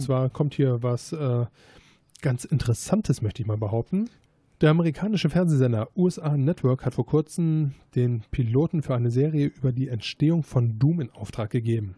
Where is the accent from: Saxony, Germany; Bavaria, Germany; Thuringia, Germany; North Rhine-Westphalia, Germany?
North Rhine-Westphalia, Germany; Gladbach; zu dem Zeitpunkt bin ich halt noch in Gladbach zur Schule gegangen